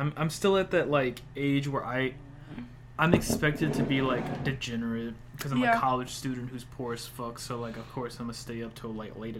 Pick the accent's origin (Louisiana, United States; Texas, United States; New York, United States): Louisiana, United States; Born in Louisiana, raised in Louisiana, I am a crawfish.